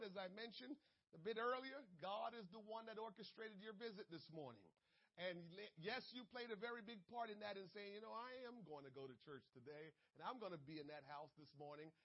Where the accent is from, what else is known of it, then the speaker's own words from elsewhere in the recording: Jamaica; I'm Jamaican. I love being Jamaican, but I also know some of my peoples could be rude